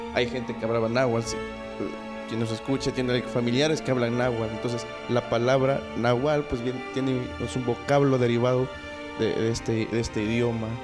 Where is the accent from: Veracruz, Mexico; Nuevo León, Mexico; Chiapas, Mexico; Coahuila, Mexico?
Veracruz, Mexico; Jalcomulco; Yo soy de Jalcomulco